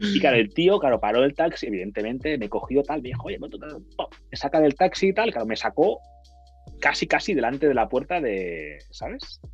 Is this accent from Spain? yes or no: yes; Sabadell, Catalonia, Spain; yo soy de Sabadell